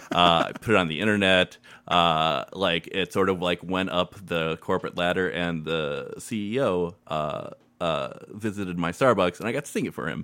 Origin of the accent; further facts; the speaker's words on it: Maumee, Ohio, United States; also born or lived in Chicago; I grew up in Maumee